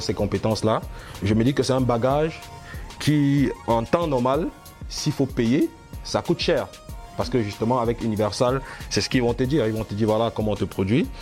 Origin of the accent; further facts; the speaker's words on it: Cameroon; now in France; je suis camerounais, fier de l'être